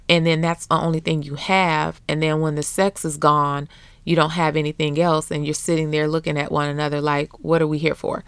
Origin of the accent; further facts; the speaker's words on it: Beecher, Michigan, United States; also born or lived in Flint, Michigan; I grew up in Beecher, Bucktown, U S A.